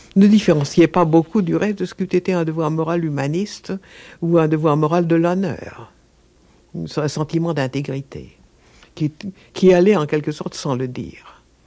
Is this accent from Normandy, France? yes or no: no; Mont Noir, Hauts-de-France, France; mon enfance au Mont Noir